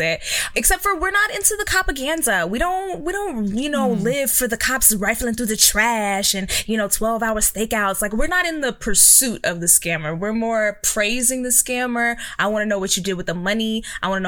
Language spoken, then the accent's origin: English; Texas, United States; I grew up in Texas